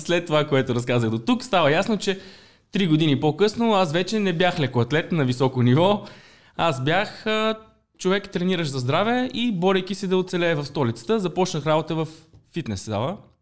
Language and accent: Bulgarian; Pleven, Pleven Province, Bulgaria; moved away as an adult; also born or lived in Sofia; Нямаше какво вече да правя в моя роден град Плевен, трябваше да се ориентирам към столицата.